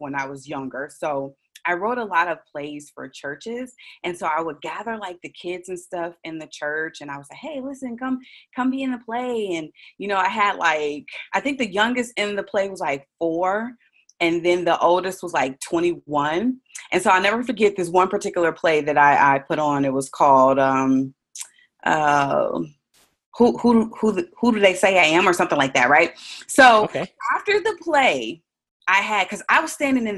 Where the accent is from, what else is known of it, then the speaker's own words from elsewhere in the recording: Chicago, Illinois, United States; originally I was born and raised in Chicago, Illinois